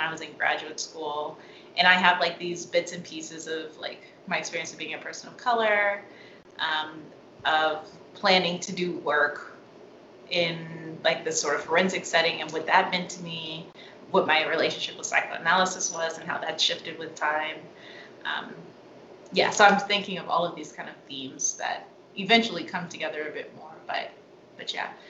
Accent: Seattle, Washington, United States; moved away as an adult; I'm from Seattle. Um, my family's in, in Seattle.

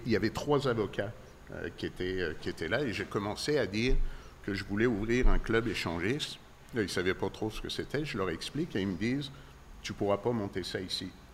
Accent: Paris, Île-de-France, France; moved away as an adult; now in Quebec, Canada; je viens effectivement de France, de Paris

